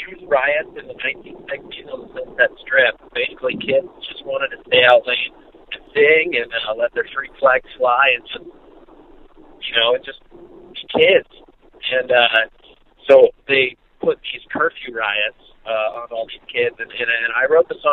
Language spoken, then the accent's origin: English; Santa Cruz, California, United States; growing up in Santa Cruz, California